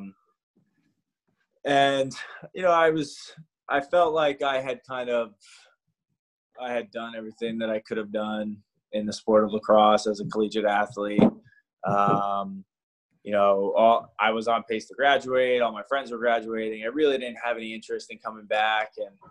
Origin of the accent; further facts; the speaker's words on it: New Jersey, United States; also born or lived in New York; I'm from Jersey. Monmouth was an hour away from me. You know, so I pretty much was at home playing in a school with kids that I grew up with playing against